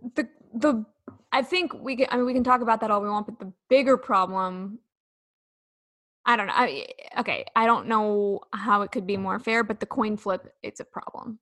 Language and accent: English; Sacramento, California, United States